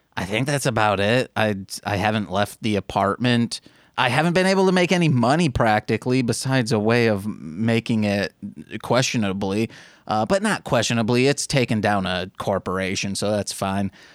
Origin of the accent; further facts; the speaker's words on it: Brookfield, Illinois, United States; now in Chicago, United States; It's a suburb of Chicago in the southern area.